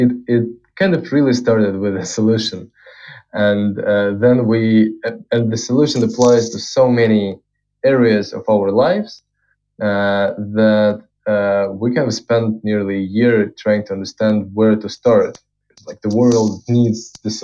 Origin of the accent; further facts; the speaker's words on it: Moscow, Russia; I was born in Russia, in Moscow